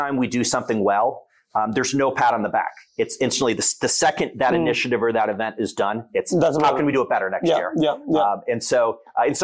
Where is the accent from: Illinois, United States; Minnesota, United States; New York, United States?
New York, United States; now in Rochester, United States; I'm a New Yorker. I've spent a significant portion of my life in New York City